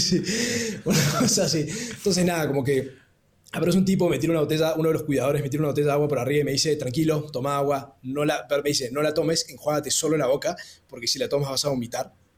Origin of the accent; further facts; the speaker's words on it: Córdoba, Argentina; moved away as an adult; also born or lived in Peru / Lima, Peru; yo nací en Perú, pero me crié en Córdoba, mi papá es cordobés, mi mamá peruana